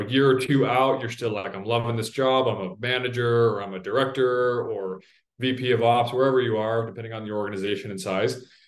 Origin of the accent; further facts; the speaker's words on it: Salt Lake City, Utah, United States; moved away; I grew up in Salt Lake City